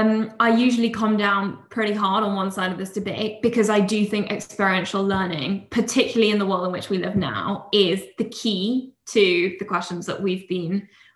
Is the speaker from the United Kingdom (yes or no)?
yes; Oxford, South East England, United Kingdom; I come from Oxford, which has a very academic reputation, obviously.